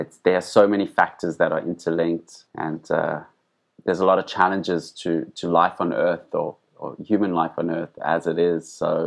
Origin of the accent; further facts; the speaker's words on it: Johannesburg, Gauteng, South Africa; I grew up in Johannesburg